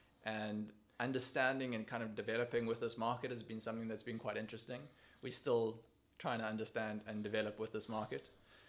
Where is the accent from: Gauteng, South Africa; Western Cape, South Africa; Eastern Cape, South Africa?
Gauteng, South Africa; Johannesburg; moved away as an adult; now in Cape Town, South Africa; Well, I'm from Johannesburg. I spent 18 years in Johannesburg. I then came down to Cape Town.